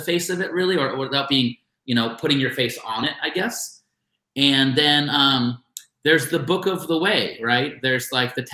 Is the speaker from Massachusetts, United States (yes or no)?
yes; Boston, Massachusetts, United States; now in Los Angeles, United States; I'm from Boston, so there's a crazy work ethic on the East Coast. And when I came here to Los Angeles